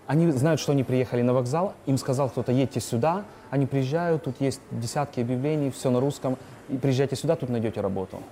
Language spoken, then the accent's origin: Russian; Kherson, Kherson Oblast, Ukraine; moved away as an adult; also born or lived in Dnipro; now in Poland; я сам из Украины, я с Херсона, обычный парень. И я также люблю Украину, это моя родина. Херсон моя родина, Днепр моя родина